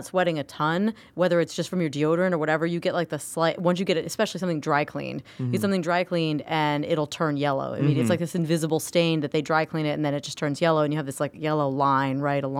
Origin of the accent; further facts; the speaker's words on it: Florida, United States; moved away; because I grew up in Florida.